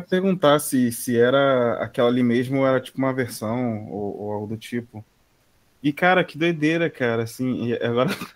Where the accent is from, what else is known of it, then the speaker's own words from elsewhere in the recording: Brazil; como brasileiro, assim, da nossa ancestralidade